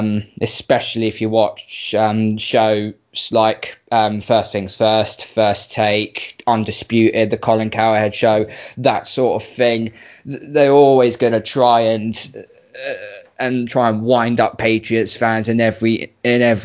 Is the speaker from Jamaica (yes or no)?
no; United Kingdom; I'm British